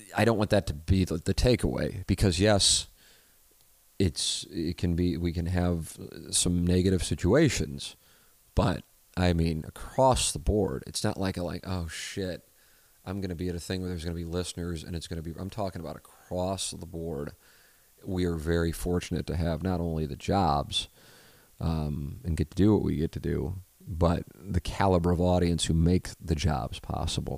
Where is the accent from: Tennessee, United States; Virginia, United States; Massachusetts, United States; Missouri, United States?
Missouri, United States; St. Louis; growing up in South Saint Louis, it isn't, uh, exactly, uh, diverse when it comes to religion